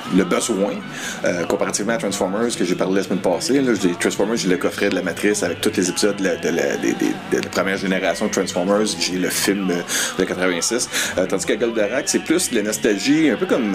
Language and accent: French; Quebec, Canada; first language French; je suis québécois-français d'origine à la base, même si je suis parfait bilingue